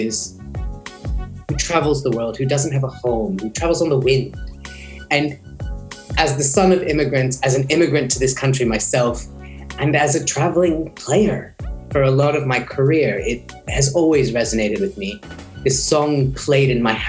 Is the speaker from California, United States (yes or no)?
yes; Silicon Valley, California, United States; moved away; also born or lived in Sioux Falls, South Dakota; So I grew up in California. My parents worked for the computer industry, so I grew up in the Silicon Valley